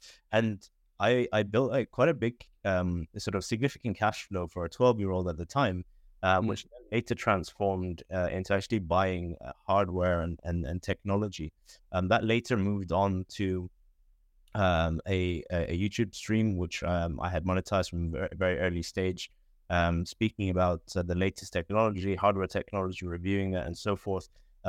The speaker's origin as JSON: {"language": "English", "country": "Bahrain", "said": "I'm originally from Bahrain. Don't know where that is. It's a very small island in the Middle East, near Dubai, near Saudi Arabia"}